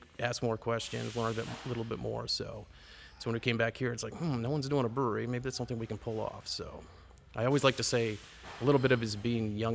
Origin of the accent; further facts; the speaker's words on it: Goffstown, New Hampshire, United States; also born or lived in Los Alamos, New Mexico; And I originally grew up in New Hampshire, so I grew up in Goffstown, K through 12 school system.